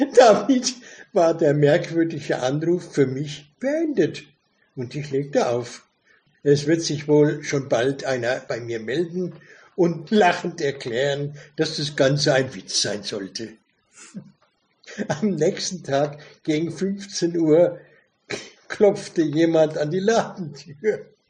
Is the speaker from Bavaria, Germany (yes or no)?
yes; Weißbach, Bavaria, Germany; ich bin in einem kleinen Röndorf aufgewachsen in Weißbach